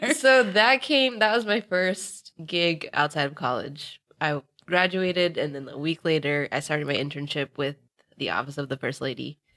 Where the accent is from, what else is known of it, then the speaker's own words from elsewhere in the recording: Northern Virginia, United States; now in Los Angeles, United States; I'm originally from Virginia, specifically Northern Virginia, and I'm now in L A.